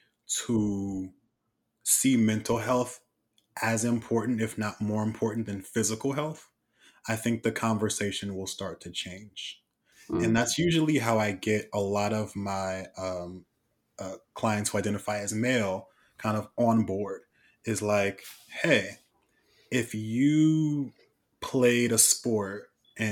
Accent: Oakland, California, United States; I'm from East Oakland

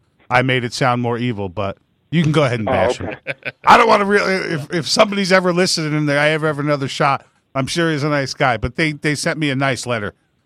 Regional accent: New York, United States; I grew up in New York.

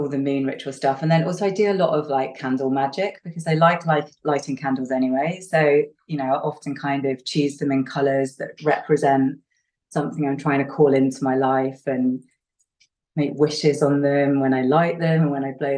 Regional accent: the north of England, United Kingdom; I'm English and Northern English

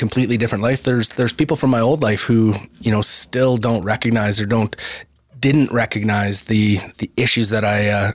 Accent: Brooks, Alberta, Canada; me growing up in Southern Alberta

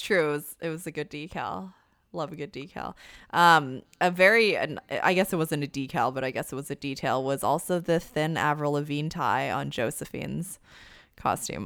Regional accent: Canada; as a Canadian myself

